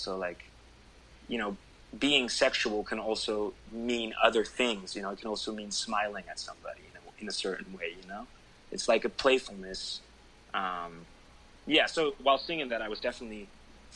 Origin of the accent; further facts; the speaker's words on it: Netherlands; my home country